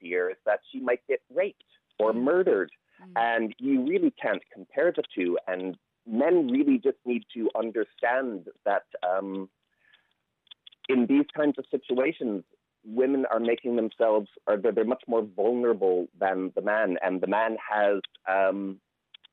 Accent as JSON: {"language": "English", "country": "Canada", "moved": "as an adult", "lives_now": "Ireland", "said": "you can probably tell from my accent, I'm not Irish, I'm Canadian, but I've been living here 25 years"}